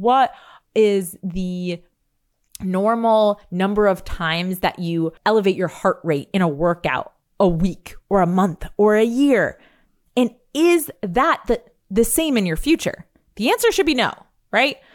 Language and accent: English; New York, United States; I'm a New Yorker. I say, like, you guys